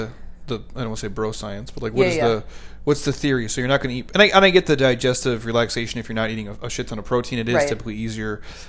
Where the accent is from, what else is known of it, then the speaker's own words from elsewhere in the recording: Midwest, United States; I'm from the Midwest, so like that's what you do.